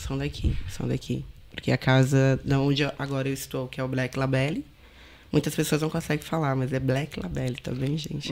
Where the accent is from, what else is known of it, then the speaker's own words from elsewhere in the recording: Bonito, Mato Grosso do Sul, Brazil; now in Portugal; Não sou do Rio. Sou do Mato Grosso do Sul.